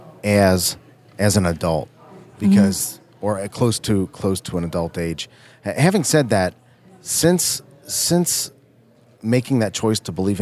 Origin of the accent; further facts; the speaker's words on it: Cincinnati, Ohio, United States; You spent some time in my hometown. Of course, we are based out of Cincinnati, Ohio.